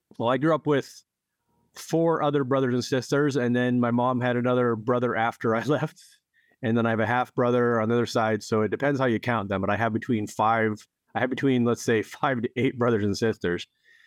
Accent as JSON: {"language": "English", "town": "Edinburgh", "region": "Pennsylvania", "country": "United States", "tie": "born or raised there", "also_born_or_lived": "Erie", "moved": "yes", "said": "Well, I grew up in Northwest Pennsylvania, as we discussed, actually a town called Edinburgh, which is a small town and sister city of Edinburgh, Scotland, and also Erie, which is a nearby city. But I left Pennsylvania in 1994."}